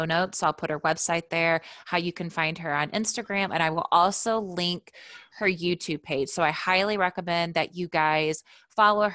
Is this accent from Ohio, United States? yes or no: no; Indiana, United States; we're both from Indiana